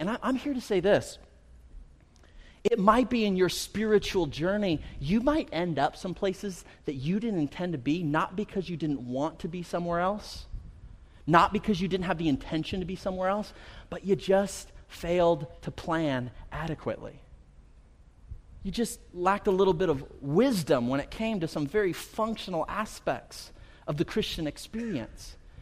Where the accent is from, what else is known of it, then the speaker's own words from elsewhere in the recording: Central Valley, California, United States; I grew up here in the Central Valley